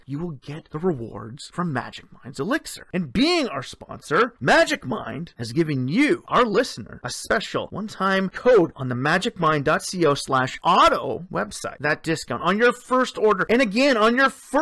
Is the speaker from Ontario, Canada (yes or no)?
yes; Sudbury, Ontario, Canada; born or raised there